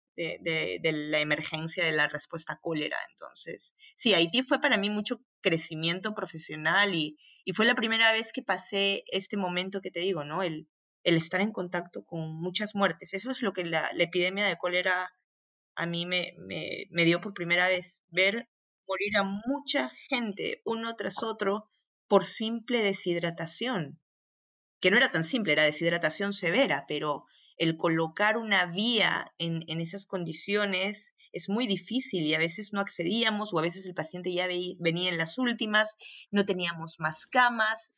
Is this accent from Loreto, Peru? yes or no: no; Arequipa, Peru; moved away as an adult; also born or lived in Rio de Janeiro, Brazil / Democratic Republic of the Congo; now in Belgium; estudié en, Arequipa, yo soy de Arequipa, soy provinciana